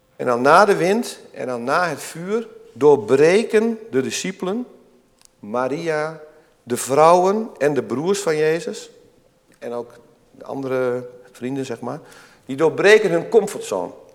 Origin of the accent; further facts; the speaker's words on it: Twente, Overijssel, Netherlands; Ik kom zelf ook uit Tukkenland.